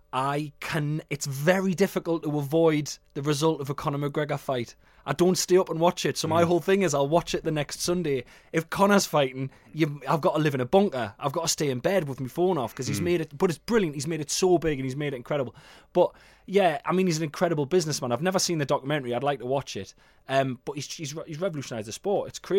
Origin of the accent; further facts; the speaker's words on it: South Shields, North East England, United Kingdom; South Shields has become a one-team town